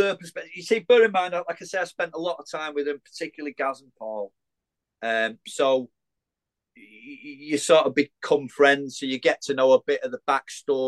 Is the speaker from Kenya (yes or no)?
no; Widnes, North West England, United Kingdom; I had to be in bloody Widnes. It's my hometown